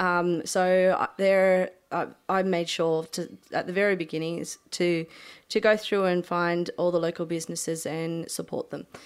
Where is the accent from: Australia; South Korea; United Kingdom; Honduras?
Australia; Milton, New South Wales; moved away as an adult; I decided to move back home to my hometown